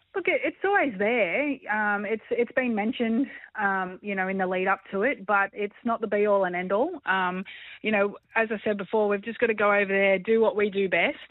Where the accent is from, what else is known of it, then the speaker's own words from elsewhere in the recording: Australia; being Australian